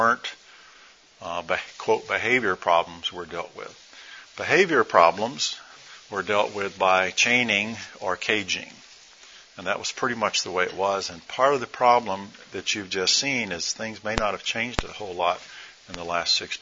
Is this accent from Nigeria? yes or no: yes; Nigeria; moved away; I was born in Nigeria